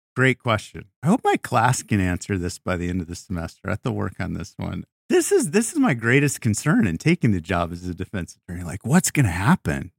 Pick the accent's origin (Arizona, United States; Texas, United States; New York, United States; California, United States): Arizona, United States; Tucson; moved away; I was a prosecutor for three years in my hometown of Tucson, Arizona